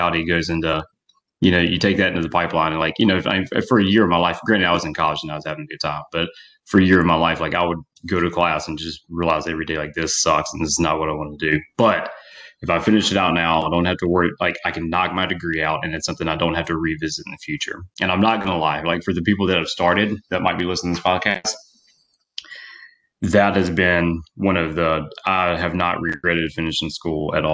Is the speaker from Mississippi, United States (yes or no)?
yes; Mississippi, United States; I grew up in Mississippi.